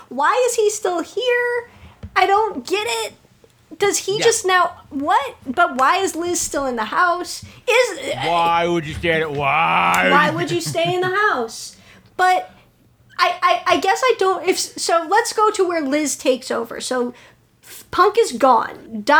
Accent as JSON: {"language": "English", "town": "Chicago", "region": "Illinois", "country": "United States", "said": "I, as a Chicagoan, as a predominantly Polish descent"}